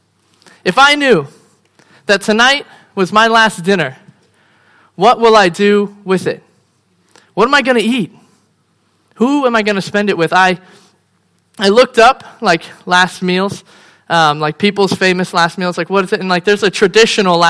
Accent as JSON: {"language": "English", "country": "United States", "also_born_or_lived": "Phoenix, Arizona", "moved": "as an adult", "said": "I'm American"}